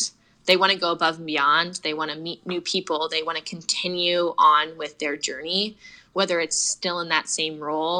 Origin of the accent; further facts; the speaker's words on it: Portland, Oregon, United States; I was born and raised in Portland, Oregon, went to Central Catholic High School